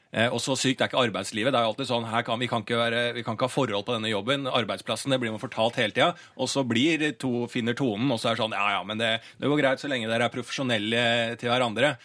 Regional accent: Bærum, Akershus, Norway; now in Oslo, Norway; så er jeg fra Bærum, da.

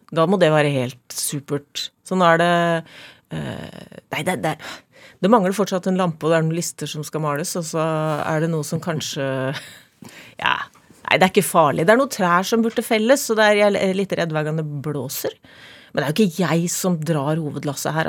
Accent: Norway; født og oppvokst i Obos

